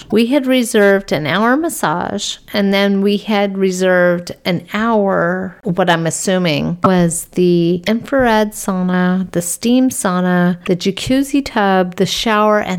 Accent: Las Vegas, Nevada, United States; Anyway, I'm from Vegas, and that was one of the best experiences we had while we were there.

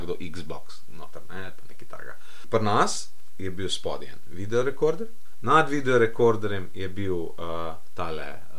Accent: Slovenia; smo Slovenci

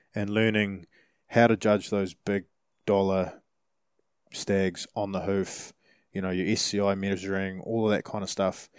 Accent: New Zealand; we're from New Zealand

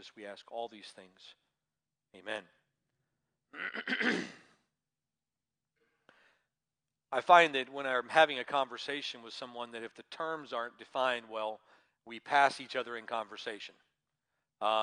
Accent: Georgia, United States; moved away; when I was growing up in Georgia

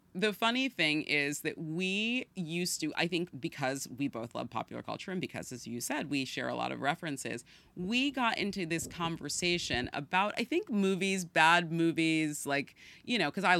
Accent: San Francisco, California, United States; now in New York City, United States; I grew up in San Francisco.

